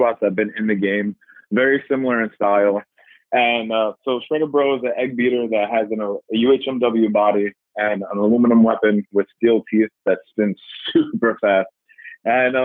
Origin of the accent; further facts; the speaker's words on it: New York City, New York, United States; I'm from Staten Island, New York